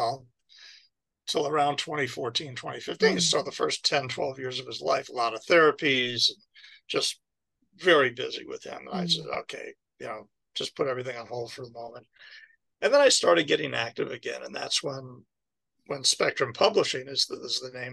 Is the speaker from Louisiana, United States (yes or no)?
no; New York, United States; moved away; also born or lived in Baltimore / Florida; I was from New York